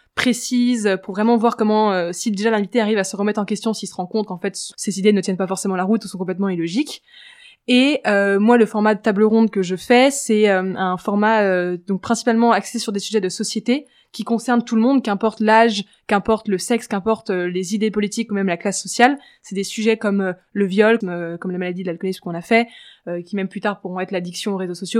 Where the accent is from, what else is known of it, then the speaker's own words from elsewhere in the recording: Paris, Île-de-France, France; also born or lived in Switzerland; j'ai grandi à Paris, j'ai vécu 4 ans en Suisse pour la fin de mon collège et de mon lycée, puis je suis revenue à Paris